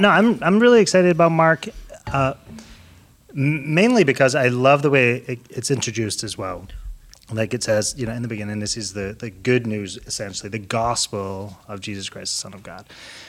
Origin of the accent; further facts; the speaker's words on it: Scotland, United Kingdom; I'm from Scotland. So that's also a fun fact. Yeah. I don't really sound like I'm from Scotland anymore.